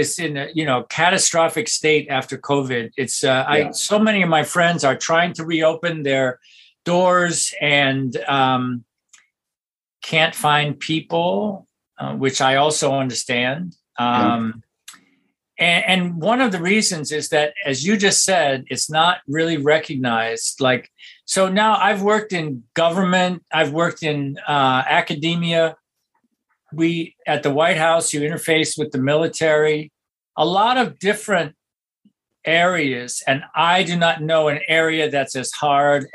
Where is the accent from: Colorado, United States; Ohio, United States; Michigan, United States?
Ohio, United States; Toledo; moved away as an adult; now in New York City, United States; I grew up in Toledo in a small town